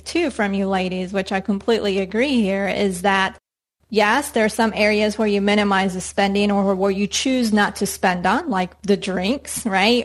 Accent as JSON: {"language": "English", "country": "Colombia", "tie": "born or raised there", "moved": "yes", "said": "growing up in Colombia"}